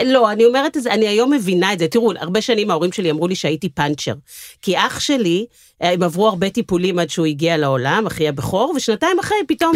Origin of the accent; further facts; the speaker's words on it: Tel Aviv, Tel Aviv District, Israel; אני דור uh, שלישי, יש מחלוקת אם זה שלישי או רביעי בתל אביב